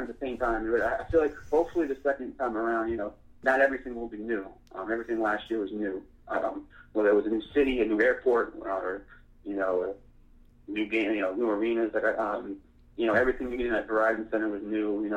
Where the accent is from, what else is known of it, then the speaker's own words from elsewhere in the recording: Worcester, Massachusetts, United States; moved away; growing up in Massachusetts